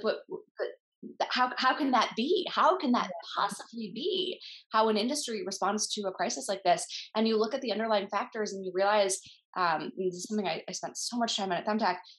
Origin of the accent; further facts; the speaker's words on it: Minnesota, United States; also born or lived in Kansas City; I grew up in Minnesota